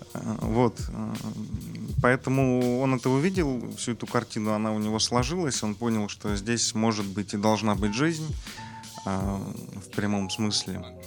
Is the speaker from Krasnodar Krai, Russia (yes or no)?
yes; Krasnodar, Krasnodar Krai, Russia; я родился в Краснодаре, вырос здесь